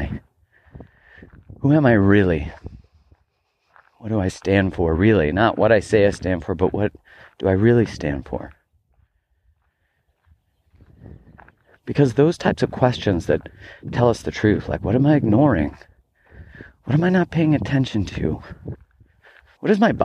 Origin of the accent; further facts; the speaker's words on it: Calgary, Alberta, Canada; moved away; I grew up in Calgary, Alberta, Canada